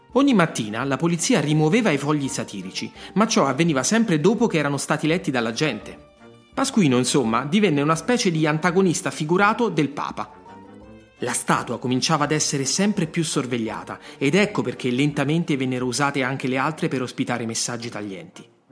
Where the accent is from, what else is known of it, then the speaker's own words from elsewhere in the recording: Rome, Lazio, Italy; sono nato a Roma